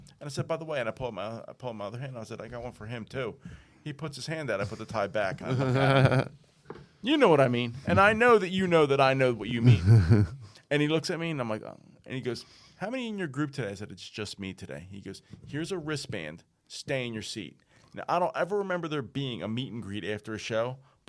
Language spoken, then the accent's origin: English; Glenside, Pennsylvania, United States; I grew up in Glenside